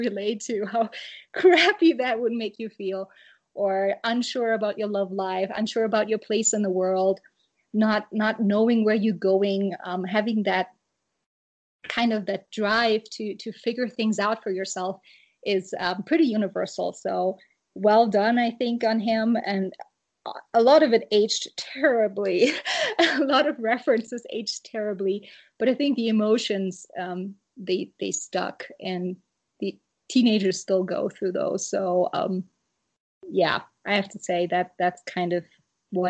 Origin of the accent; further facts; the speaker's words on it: Germany; moved away; I grew up in Germany